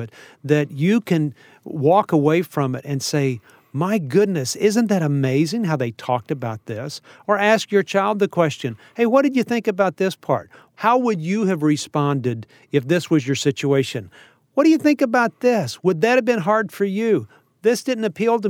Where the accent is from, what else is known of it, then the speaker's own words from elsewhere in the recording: Texas, United States; I'm a Texan